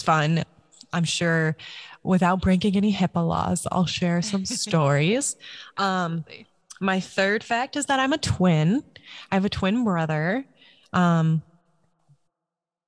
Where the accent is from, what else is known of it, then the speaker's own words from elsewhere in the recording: Alaska, United States; also born or lived in Michigan; I'm from Alaska. I was born and raised here.